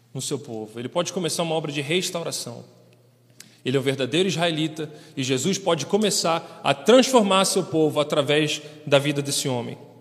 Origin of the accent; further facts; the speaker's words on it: Rio de Janeiro, Brazil; moved away as an adult; also born or lived in Kyrgyzstan; now in Osh, Kyrgyzstan; eu sou do Rio de Janeiro